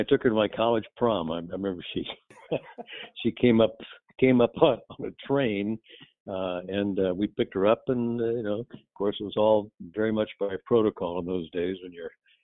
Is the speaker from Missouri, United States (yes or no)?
yes; St. Louis, Missouri, United States; moved away as an adult; also born or lived in Atchison, Kansas / Falmouth, Massachusetts; I grew up in St. Louis, and I went off to college there in Kansas